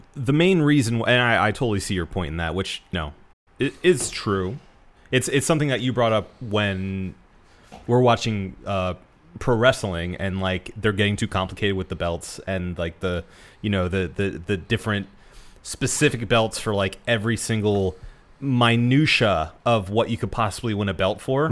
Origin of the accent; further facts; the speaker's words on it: United States; as an American